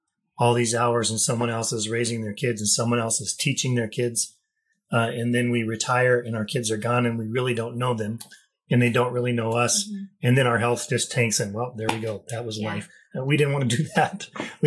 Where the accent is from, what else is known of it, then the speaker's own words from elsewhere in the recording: Wyoming, United States; also born or lived in Haiti; I grew up in Wyoming.